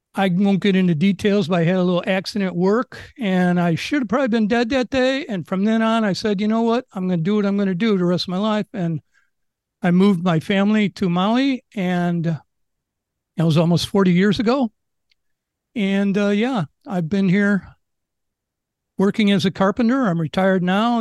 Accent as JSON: {"language": "English", "town": "Chicago", "region": "Illinois", "country": "United States", "moved": "as an adult", "lives_now": "Maui, United States", "said": "I'm from Chicago"}